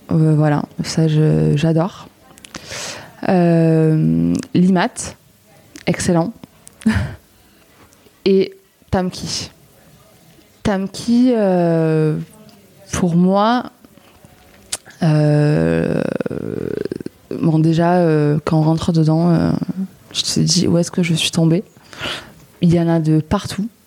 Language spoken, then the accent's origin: French; southwest France, France; now in Marseille, France; Mais moi, je viens du Sud-Ouest hein, et c'est vrai que ça en a un peu le même tempérament, donc ça me change pas trop de mes habitudes.